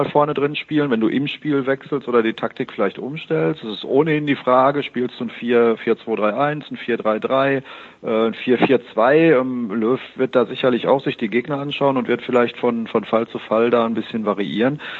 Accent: Dortmund, North Rhine-Westphalia, Germany; das sagt man als Dortmunder ja nicht so ganz

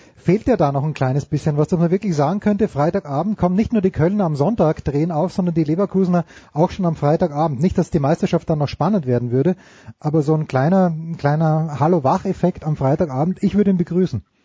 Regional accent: Austria; ich bin ja Österreicher

